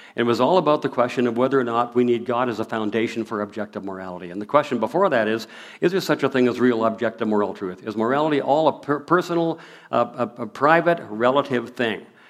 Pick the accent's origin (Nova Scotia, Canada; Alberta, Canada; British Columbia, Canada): Alberta, Canada; Prairie, moved from Seattle, Washington; moved away as an adult; now in Abbotsford, Canada; we moved here in 1963. I still remember the day we moved here. We moved from Seattle, Washington, up here